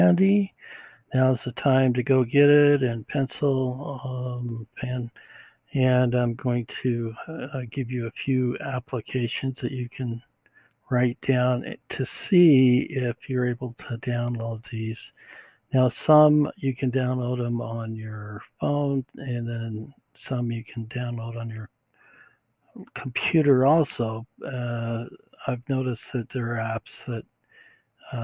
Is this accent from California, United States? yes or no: yes; California, United States; We're from California